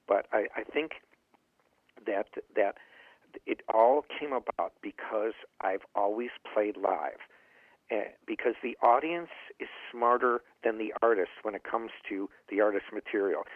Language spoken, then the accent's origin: English; Chicago, Illinois, United States; moved away as an adult; also born or lived in Los Angeles; I love my hometown of Chicago